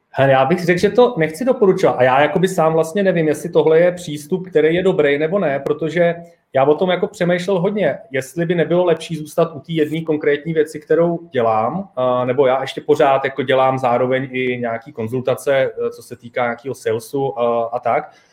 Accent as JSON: {"language": "Czech", "country": "Czechia", "moved": "yes", "lives_now": "Prague, Czech Republic", "said": "já jsem se odstěhoval z Hradce, odkud jsem, do Prahy"}